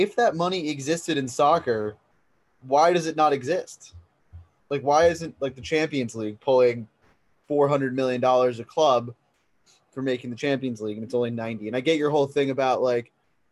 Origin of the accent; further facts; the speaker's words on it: United States; as an American